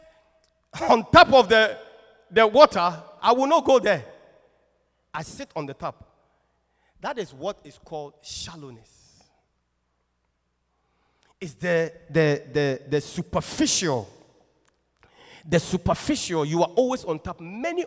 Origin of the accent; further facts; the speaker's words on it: Kumasi, Ashanti, Ghana; I'm from Kumasi, typical Ashanti man. There's no water near me